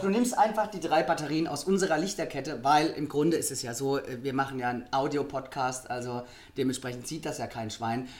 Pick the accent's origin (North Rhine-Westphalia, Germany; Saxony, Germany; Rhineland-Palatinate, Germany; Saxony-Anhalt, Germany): Rhineland-Palatinate, Germany; Wir sind ja aus der Pfalz